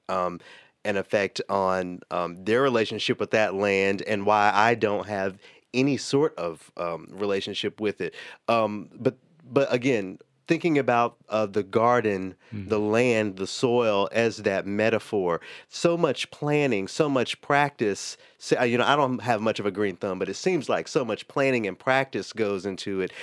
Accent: Memphis, Tennessee, United States; now in Twin Cities, United States; my hometown of Memphis

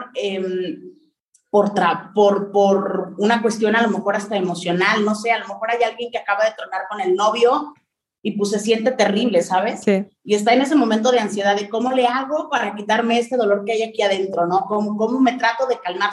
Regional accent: Mexico; mi lenguaje o con la forma de expresión que existe en México eran muy distintas

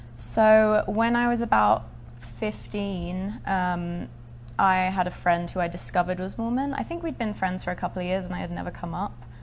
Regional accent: Essex, East of England, United Kingdom; I was born in Essex in England. It's a suburb of the London area

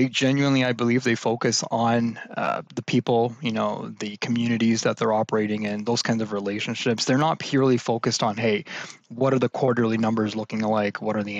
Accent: Canada; also born or lived in United States; Born and raised in Canada, lived all over the States in Canada.

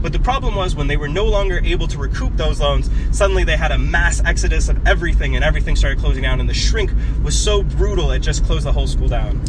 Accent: Oshkosh, Wisconsin, United States; moved away as an adult; now in Tianjin, China; I grew up in Oshkosh, Wisconsin, and I went to Oshkosh West High School

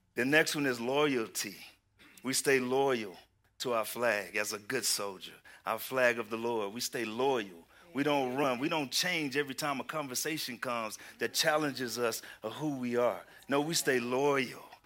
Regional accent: Houston, Texas, United States; moved away; I am from Houston, Texas

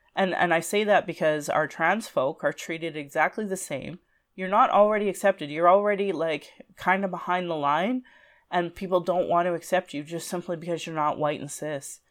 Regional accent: Calgary, Alberta, Canada; I was born in Calgary

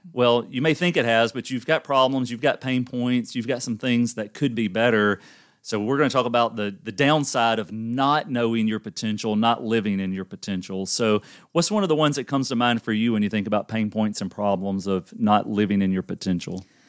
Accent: the South, United States; I'm from the South and grew up in a family.

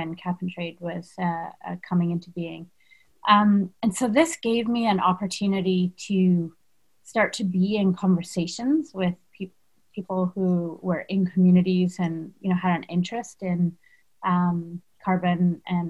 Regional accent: Canada; I've grown up in a country that has this, you know, horrific, traumatic past

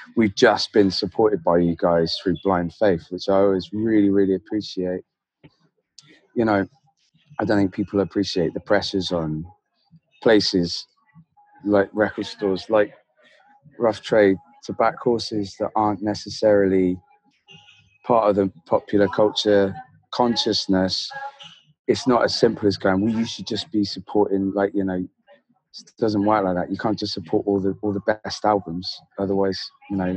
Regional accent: Devon, South West England, United Kingdom; I grew up in Devon

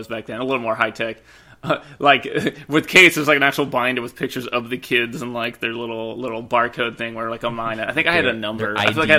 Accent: western Washington, United States; I've lived here for a long time.

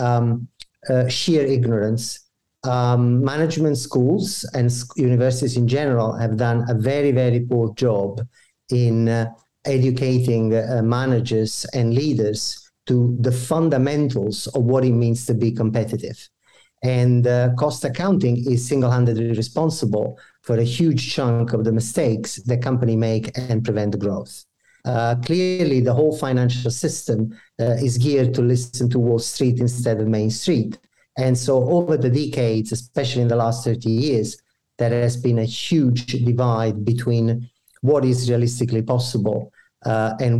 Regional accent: Italy; moved away as an adult; now in Canada; I was born and I grew up in Italy. I developed myself professionally there

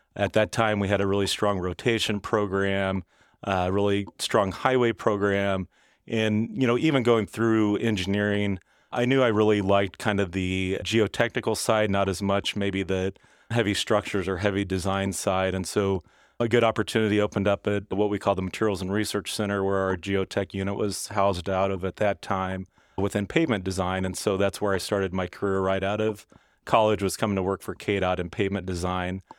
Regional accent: Stilwell, Kansas, United States; I grew up in Stillwell, Kansas, which is kind of the unincorporated southern part of Johnson County.

